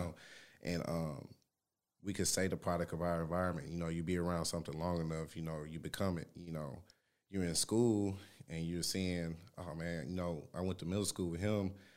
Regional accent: Shreveport, Louisiana, United States; moved away; I'm from Louisiana, Shreveport, Louisiana

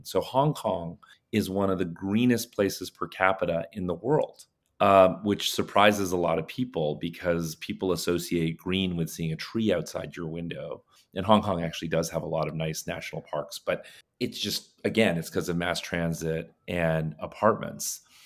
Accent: India; moved away; I was born in India

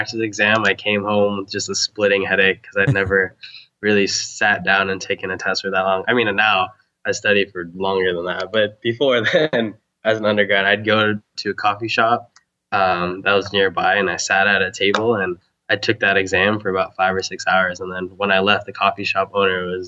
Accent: Huntington Beach, California, United States; I'm from Huntington Beach, actually. Okay. Orange County

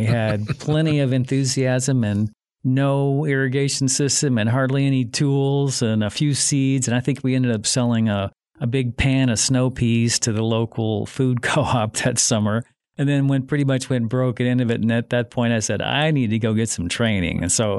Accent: Mississippi, United States; also born or lived in Illinois; I was originally from Mississippi and Illinois and decided to move back east

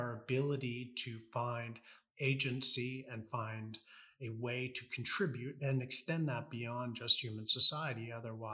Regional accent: United States; I'm American.

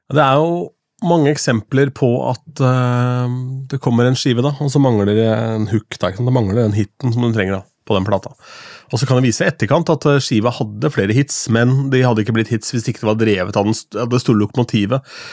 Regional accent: Askim, Østfold, Norway; fra Askim

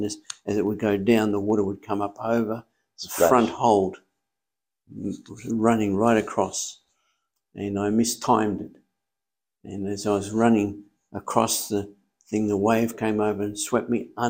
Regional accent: Melbourne, Victoria, Australia; born there; I was born in Melbourne, Coburg, Victoria.

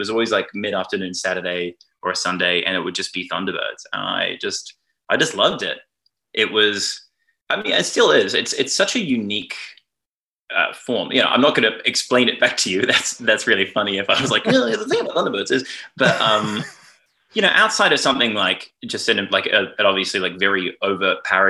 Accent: New Zealand; now in Australia; I must confess I am secretly a New Zealander, but I've lived here so long that I feel, you know, in any meaningful way, I am culturally Australian.

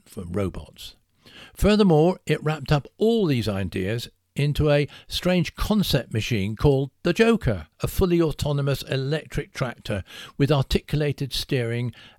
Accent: Salisbury, South West England, United Kingdom; my hometown of Salisbury

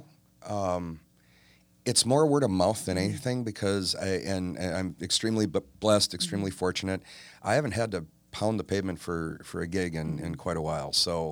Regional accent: Oak Creek, Wisconsin, United States; also born or lived in Milwaukee; I am. So I was born in Milwaukee, grew up in Oak Creek.

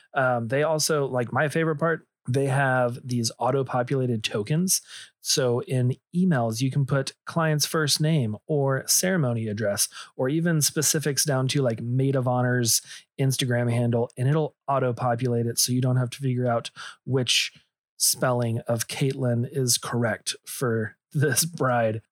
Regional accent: Texas, United States; I grew up in Texas

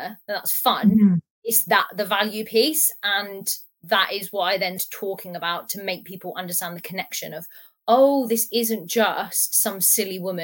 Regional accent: Portsmouth, South East England, United Kingdom; I'm from Portsmouth

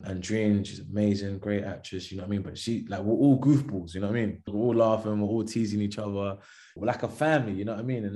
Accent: London, United Kingdom; also born or lived in Florida, United States; I grew up in Thamesmead, lived in Deptford, a bit Surrey Keys, Elephant and Castle, Kennington

